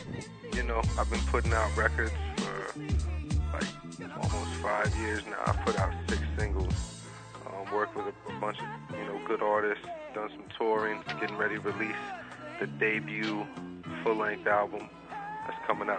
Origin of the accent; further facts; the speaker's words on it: Virginia, United States; moved away as an adult; also born or lived in Washington, D.C. area; now in New York, United States; I grew up in VA.